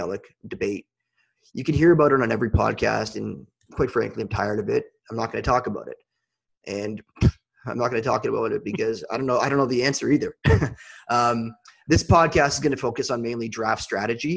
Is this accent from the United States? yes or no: no; Canada; I'm Canadian